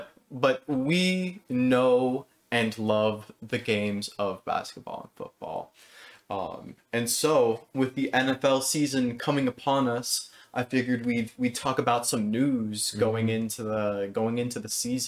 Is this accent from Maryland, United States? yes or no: no; Los Angeles, California, United States; I'm an LA boy.